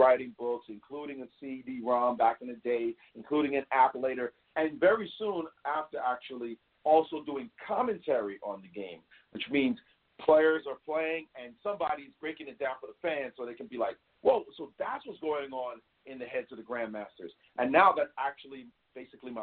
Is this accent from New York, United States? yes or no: yes; New York City, New York, United States; In Brownsville, we say never ran, never will. That's where I grew up